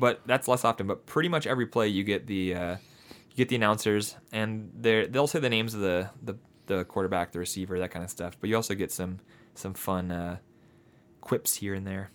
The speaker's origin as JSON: {"language": "English", "area": "near Detroit", "region": "Southeast Michigan", "country": "United States", "said": "we are from the Southeast Michigan area."}